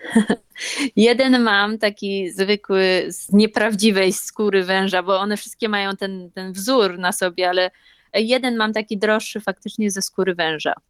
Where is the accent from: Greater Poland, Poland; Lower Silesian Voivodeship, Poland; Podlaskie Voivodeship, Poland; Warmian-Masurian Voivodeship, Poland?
Greater Poland, Poland; Poznań; moved away as an adult; now in Okinawa, Japan; Ja jestem z Poznania